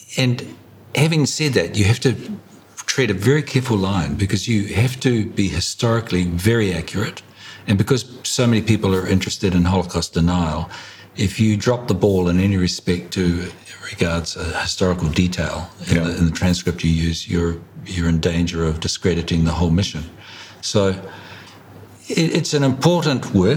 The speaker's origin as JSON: {"language": "English", "region": "Hawke's Bay", "country": "New Zealand", "tie": "born or raised there", "said": "I grew up in Hawke's Bay"}